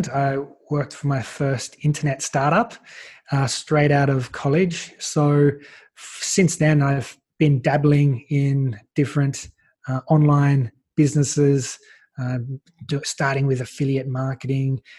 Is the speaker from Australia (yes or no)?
yes; Australia; And so, as an Australian, I was like, well, how can I get access to some of these speakers